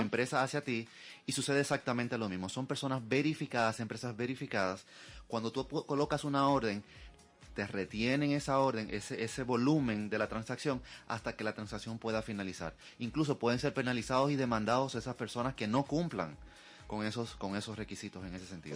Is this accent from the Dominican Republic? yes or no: yes; Dominican Republic; nosotros como dominicanos